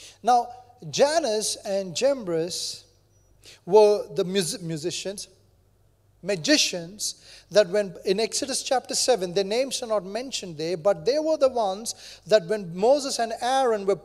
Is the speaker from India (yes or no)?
yes; India; moved away; I grew up in India, there are many religions